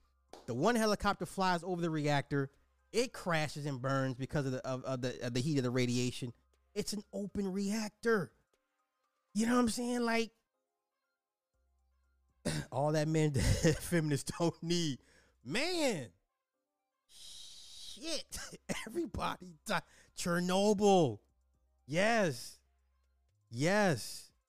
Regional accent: Cincinnati, Ohio, United States; I'm from Cincinnati, and it was about 2 hours away and could smell the burning of whatever was for 2 days, but this is nothing new in the great state of Ohio.

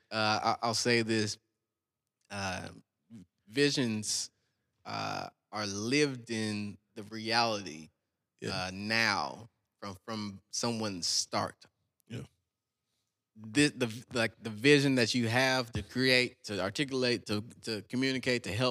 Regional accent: Texas, United States; I'm from South Texas, bro.

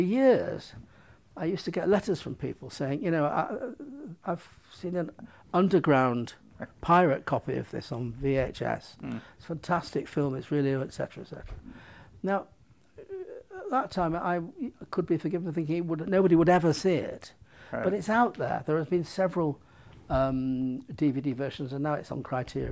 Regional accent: United Kingdom; I'm a European filmmaker, I'm a British filmmaker.

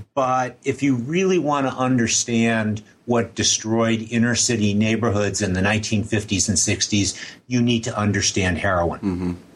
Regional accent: New York City, New York, United States; I more or less uh, grew up in Manhattan

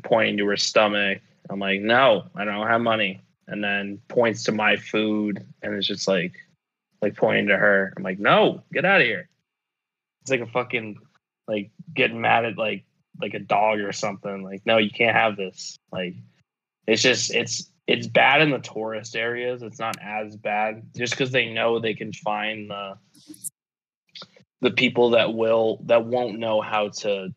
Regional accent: United States; the US

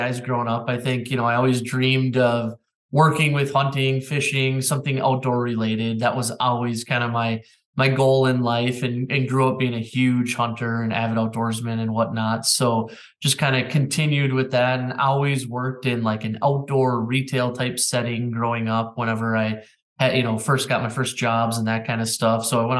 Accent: Minnesota, United States; You know, Minnesota is one of those states tha

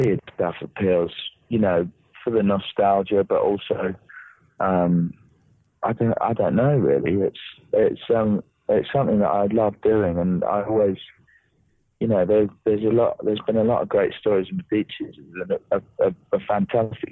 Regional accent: Norwich, East of England, United Kingdom; I was born in Norwich in Norfolk, which is in the east of England.

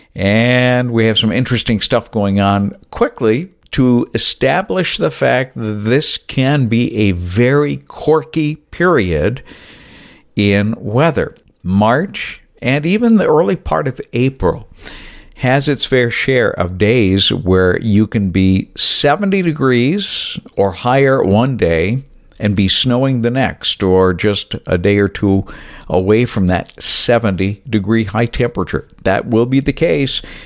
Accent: New Bedford, Massachusetts, United States; my hometown of New Bedford, Massachusetts

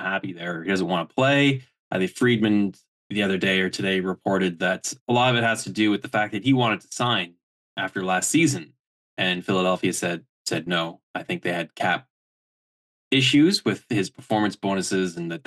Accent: Kingston, Ontario, Canada; born or raised there

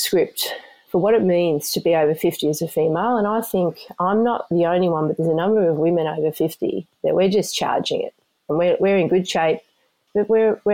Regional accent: Sydney, New South Wales, Australia; moved away as an adult; also born or lived in Queensland; now in United States; I'm originally from Australia. I grew up in a place called the Sutherland Shire.

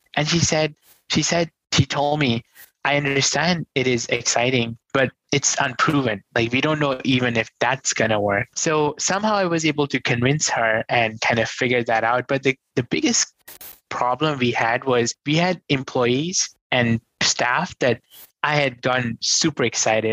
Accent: New Delhi, Delhi, India; I grew up in New Delhi, come from a very humble, poor family

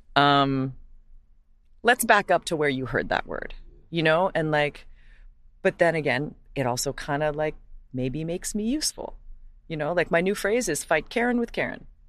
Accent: Hawaii, United States; moved away; growing up as a white person in Hawaii is you know you're white

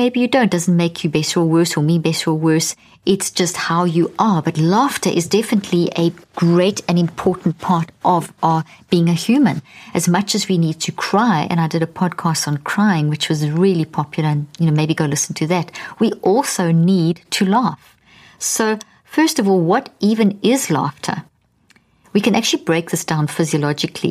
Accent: South Africa; also born or lived in Zimbabwe; I was born in Zimbabwe and grew up in South Africa

